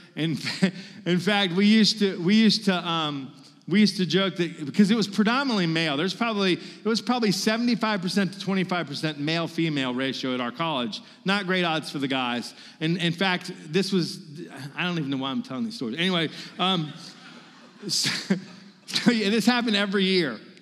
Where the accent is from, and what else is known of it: Virginia, United States; moved away as an adult; now in Mississippi, United States